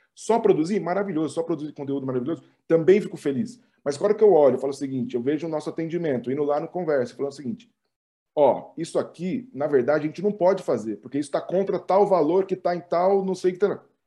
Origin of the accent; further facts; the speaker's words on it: Ribeirão Preto, São Paulo, Brazil; moved away as an adult; now in São Paulo, Brazil; eu sou de Ribeirão